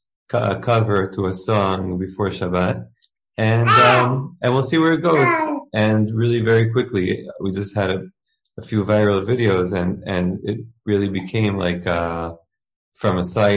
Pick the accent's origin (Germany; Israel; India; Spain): Israel; also born or lived in New York; I was actually, I made Aliyah to Israel. I moved to Israel when I was 5 years old from New York. I was a big Zionist. I moved with my family. And so I've been living in Israel since I'm five.